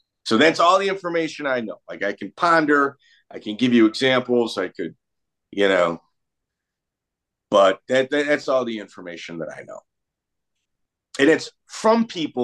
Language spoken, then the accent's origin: English; Chicago, Illinois, United States; moved away; I'm from the Midwest, so I can tell you, like, Chicago is where I'm from